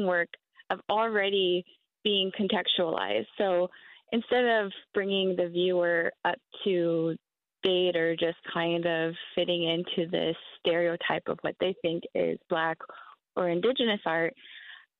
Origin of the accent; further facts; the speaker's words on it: Tacoma, Washington, United States; I grew up in Tacoma, Washington, in my whole life.